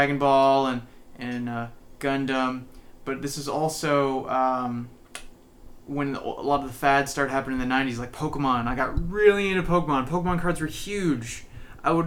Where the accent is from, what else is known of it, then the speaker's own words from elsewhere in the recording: North Bend, Washington, United States; also born or lived in San Jose, California; I grew up in North Bend. I spent my time there